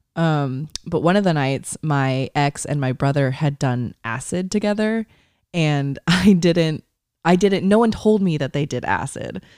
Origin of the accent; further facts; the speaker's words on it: East Bay, California, United States; ten minutes from our hometown.